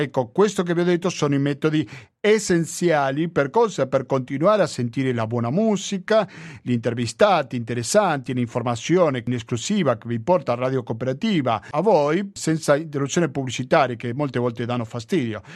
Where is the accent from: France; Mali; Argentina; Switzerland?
Argentina; now in Italy; sono argentino